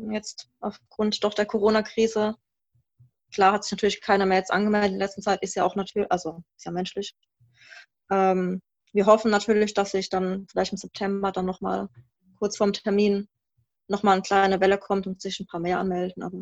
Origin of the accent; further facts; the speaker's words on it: Baden-Württemberg, Germany; also wir sind aus dem Rhein-Neckar-Kreis jetzt, aus Mannheim-Heidelberg kommen wir.